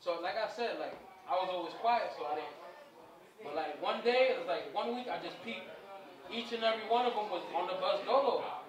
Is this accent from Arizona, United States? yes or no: no; Spring Valley, New York, United States; I was born at 9. Hospital here. Fast. For sure. I'm from Spring Valley.